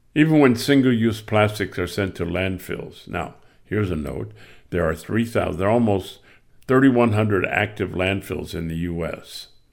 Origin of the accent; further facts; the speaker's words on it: Michigan, United States; I grew up in Michigan.